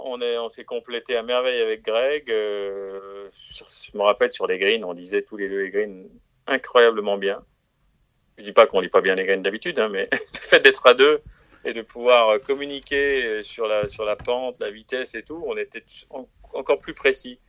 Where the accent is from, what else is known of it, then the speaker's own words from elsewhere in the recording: France; en tant que Français